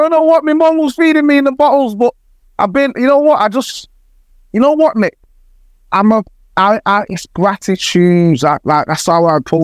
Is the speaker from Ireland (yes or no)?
no; Jamaica; moved away; also born or lived in Manchester, United Kingdom; I was born in Jamaica